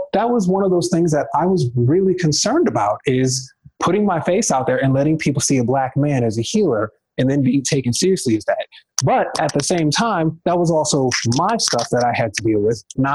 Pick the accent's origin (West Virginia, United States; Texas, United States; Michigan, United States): Michigan, United States; Detroit; moved away as an adult; also born or lived in the western US; prior to me moving out west, I'm originally from Detroit, Michigan